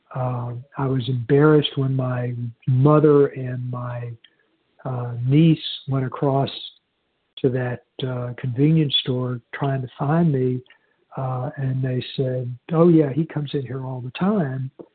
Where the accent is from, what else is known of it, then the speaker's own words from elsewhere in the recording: Houston, Texas, United States; I was born in in Houston